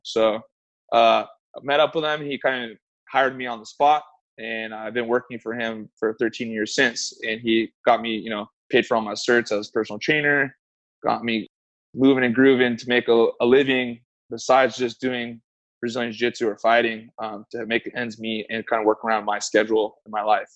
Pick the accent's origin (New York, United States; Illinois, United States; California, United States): California, United States; San Diego; now in Bay Area, United States; I grew up in San Diego, moved up to the Bay Area when I was about 21